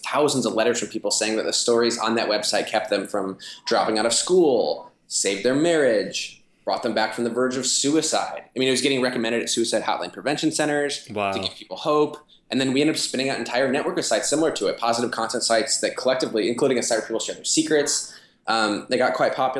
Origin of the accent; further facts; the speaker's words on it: Midwest, United States; now in Chicago, United States; I'm from the Midwest